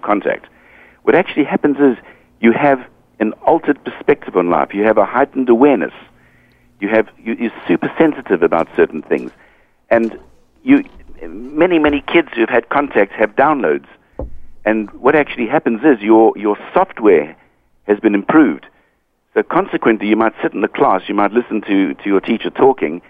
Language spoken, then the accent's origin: English; South Africa; moved away as an adult; also born or lived in United Kingdom; now in Hong Kong; I was brought up in South Africa